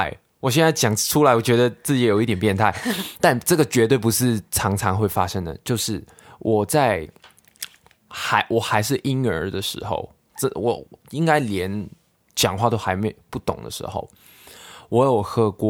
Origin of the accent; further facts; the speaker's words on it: Hong Kong; 其实我明明我也没有讲话，没有没有做什么，他根本没可能知道我是香港人来的